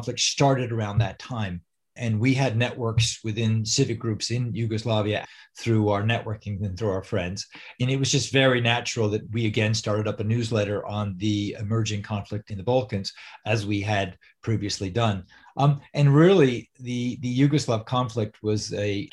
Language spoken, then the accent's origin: English; New York, United States; moved away; I'm from New York